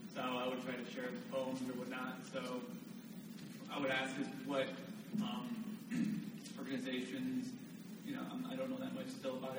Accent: California, United States; I'm from California.

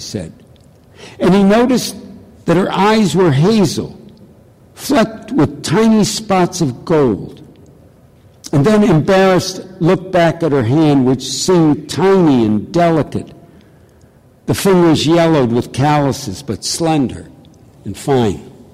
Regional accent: Detroit, Michigan, United States; I'm from Detroit

